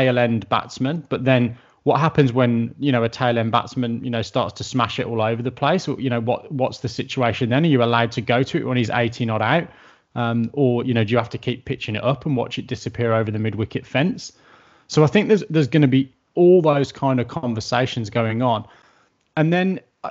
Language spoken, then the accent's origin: English; England, United Kingdom; moved away as an adult; also born or lived in Australia; as a kid growing up in England